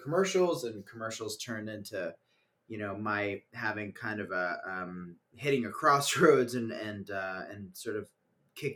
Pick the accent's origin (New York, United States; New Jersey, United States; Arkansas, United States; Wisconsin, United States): New York, United States; Woodstock; growing up in Woodstock, New York